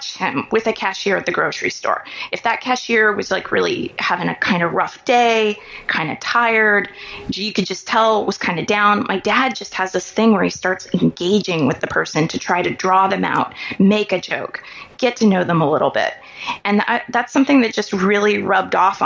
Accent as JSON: {"language": "English", "town": "Kansas City", "region": "Missouri", "country": "United States", "tie": "born or raised there", "said": "I grew up in Kansas City, Missouri, which is different than Kansas City, Kansas."}